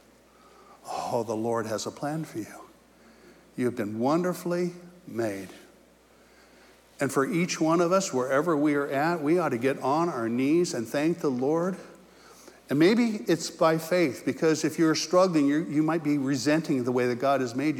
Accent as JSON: {"language": "English", "region": "California", "country": "United States", "also_born_or_lived": "Indiana", "moved": "yes", "said": "I was from California"}